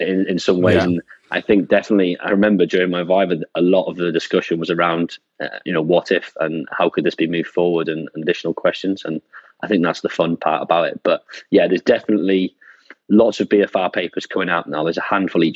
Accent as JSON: {"language": "English", "town": "Wrexham", "region": "Wales", "country": "United Kingdom", "tie": "born or raised there", "also_born_or_lived": "Loughborough, England", "moved": "as an adult", "said": "originally from Wales, I left there at 18 and went to Loughborough University in the East Midlands to study sports science"}